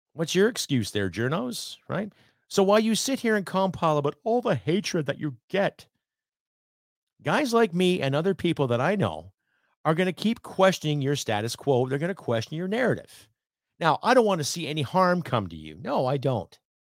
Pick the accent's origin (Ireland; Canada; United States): Canada; I'm a Canadian